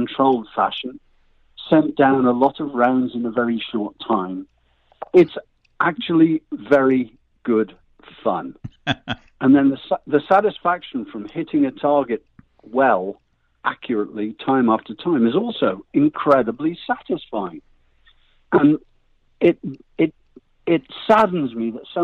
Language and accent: English; United Kingdom; now in United States